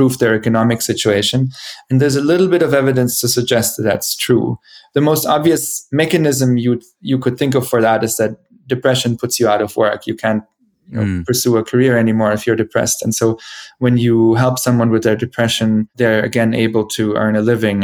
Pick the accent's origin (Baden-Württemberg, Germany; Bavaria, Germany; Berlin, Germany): Bavaria, Germany; moved away; also born or lived in Boston / Zurich; the town where I grew up in Bavaria